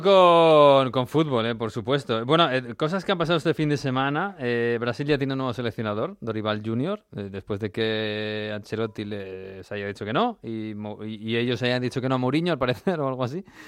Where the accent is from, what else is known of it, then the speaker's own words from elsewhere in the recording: Spain; con España, con el país nuestro